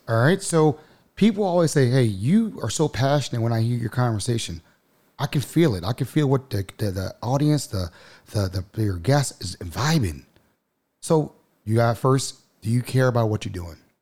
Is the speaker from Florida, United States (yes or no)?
no; Baltimore, Maryland, United States; moved away as an adult; also born or lived in Texas; I grew up in Baltimore